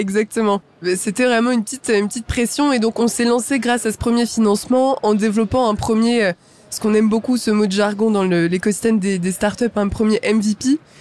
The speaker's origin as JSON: {"language": "French", "town": "Champs-sur-Marne", "region": "Île-de-France", "country": "France", "tie": "born or raised there", "said": "je viens de Champs-sur-Marne. Champs-sur-Marne, c'est une ville en, Seine-et-Marne, donc en, en, banlieue parisienne. Et donc j'ai grandi là-bas"}